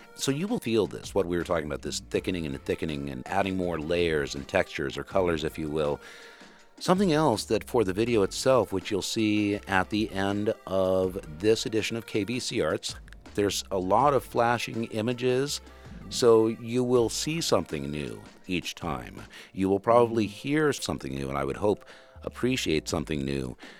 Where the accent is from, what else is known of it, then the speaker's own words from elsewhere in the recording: Western Kentucky, United States; I'm from Western Kentucky, so it's, if you don't order iced tea, it's sweet tea